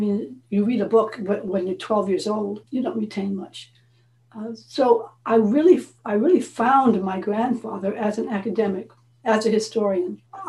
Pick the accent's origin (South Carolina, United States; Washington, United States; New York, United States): New York, United States; also born or lived in Los Angeles; Well, I grew up in New York and Los Angeles for part of the time. I'm sort of bi-coastal.